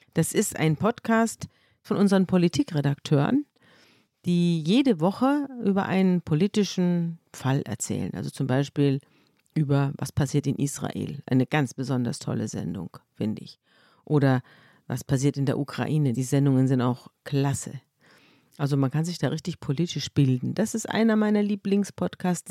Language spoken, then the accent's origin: German; Munich, Bavaria, Germany; ich komme aus, aus München und ich bin praktisch mit der Schweiz und Österreich im Rücken aufgewachsen